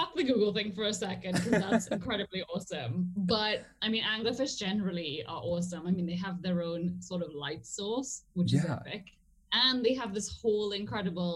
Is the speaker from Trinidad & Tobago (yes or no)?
yes; Trinidad & Tobago; moved away as an adult; also born or lived in England; I grew up in Trinidad and Tobago